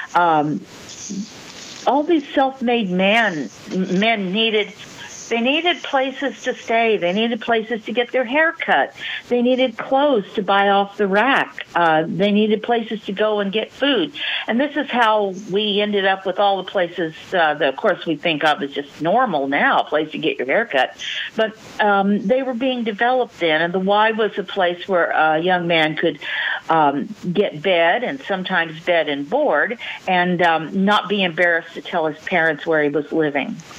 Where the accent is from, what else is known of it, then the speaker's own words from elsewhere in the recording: Southern California, United States; I was from Southern California, not Northern California